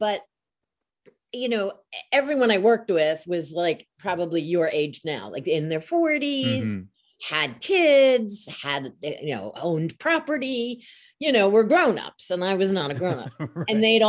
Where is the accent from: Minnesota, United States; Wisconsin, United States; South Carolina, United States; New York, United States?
New York, United States; Long Island; now in Chicago, United States; I'm from Long Island, New York.